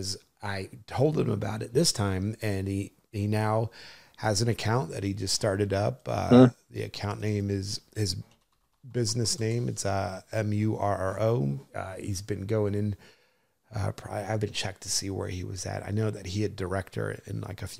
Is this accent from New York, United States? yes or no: no; New Jersey, United States; where I grew up in New Jersey